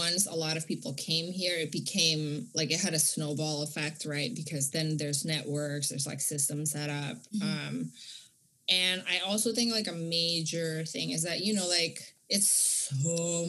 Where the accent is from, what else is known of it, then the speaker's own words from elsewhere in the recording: Vancouver, British Columbia, Canada; So it was hard for me growing up in Vancouver because my family was like super working class, like actually like below poverty line, and sort of like the other Indonesians are like wealthy